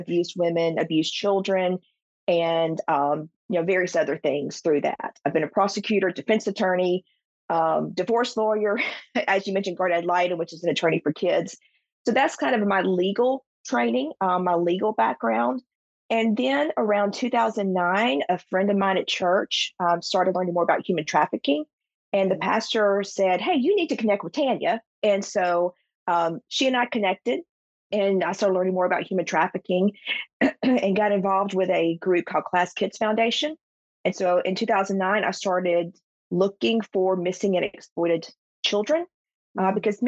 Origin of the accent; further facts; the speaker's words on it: South Alabama, United States; I grew up in South Alabama